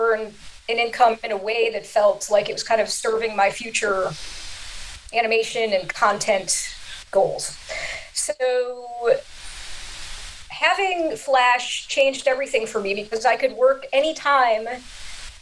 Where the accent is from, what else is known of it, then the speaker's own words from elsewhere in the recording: Chicago, Illinois, United States; I grew up in Chicago